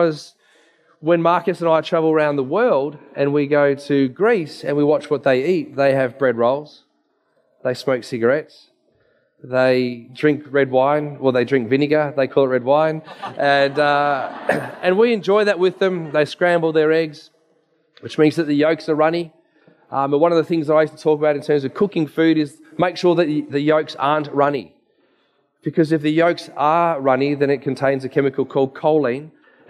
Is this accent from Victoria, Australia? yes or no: yes; Dandenong, Victoria, Australia; I grew up in Dandenong.